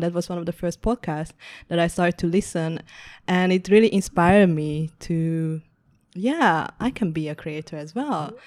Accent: Budapest, Hungary; moved away as an adult; also born or lived in Amsterdam, Netherlands; now in Ho Chi Minh City, Vietnam; I was born in Budapest and grew up over there

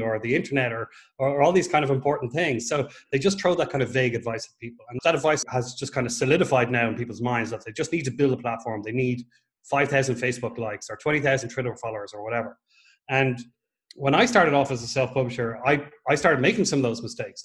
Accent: Ireland; moved away as an adult; also born or lived in Dublin, Ireland; now in Portugal; I'm an Irish writer. I'm actually living in Portugal now. I moved over from Dublin last October

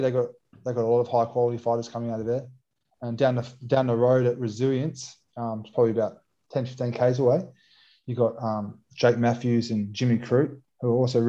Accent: Western Australia, Australia; now in Melbourne, Australia; So I grew up playing Aussie Rules. I'm from Western Australia. That's a mad West, it was all AFL fans. AFL, Victoria, where I am now, is AFL.

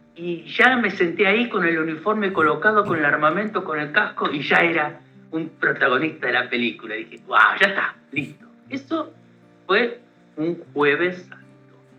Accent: Argentina

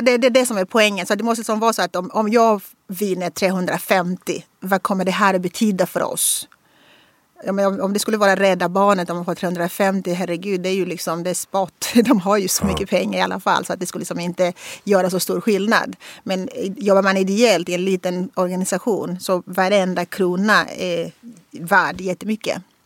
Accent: Angola; Swedish is a second language; moved away as an adult; now in Sweden; komma från Angola

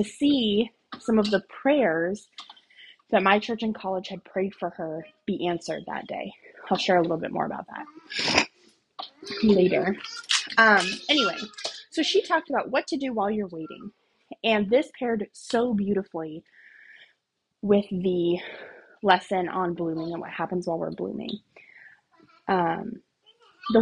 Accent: United States; also born or lived in Okinawa; as an American woman

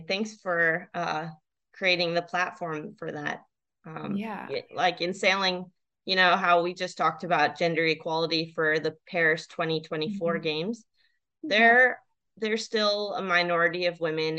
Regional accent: U.S. Virgin Islands; I grew up in the Virgin Islands with 80% of Black people, and I don't think I ever saw a Black sailor except for Don from a different island.

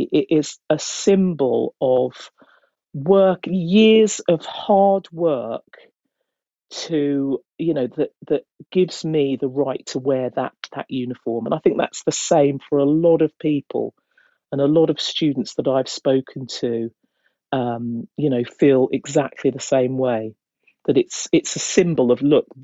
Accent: Hertfordshire, East of England, United Kingdom; moved away as an adult; now in London, United Kingdom; I was brought up in Hertfordshire, and I remained there

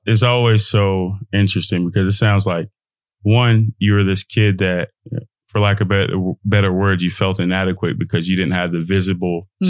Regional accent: United States; I'm an American too. I'm Nigerian American.

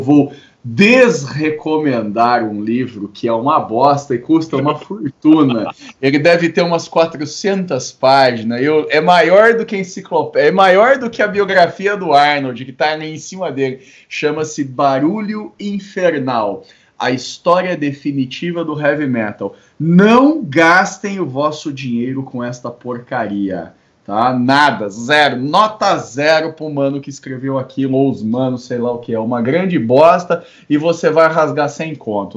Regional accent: Brasília, Federal District, Brazil; Só de Brasília

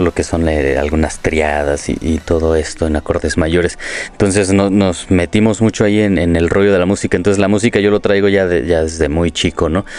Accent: Morelia, Michoacán, Mexico; moved away as an adult; now in Mexico City, Mexico; yo soy de Morelia, eh, tengo ya años viviendo

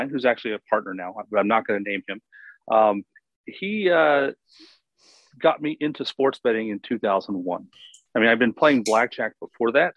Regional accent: Virginia, United States; I grew up in Virginia

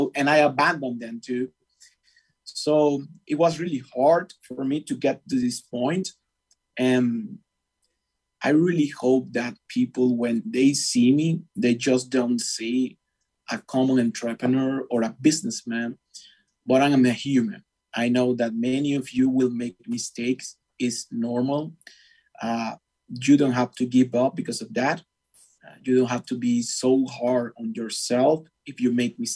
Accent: Venezuela; English is a second language; moved away as an adult; also born or lived in Argentina; now in United States; I'm from Venezuela, which is a very hard country to live at this moment.

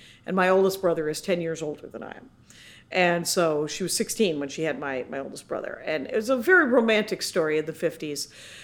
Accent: Milwaukee, Wisconsin, United States; moved away as an adult; also born or lived in Minneapolis; now in Los Angeles, United States; We're from Milwaukee

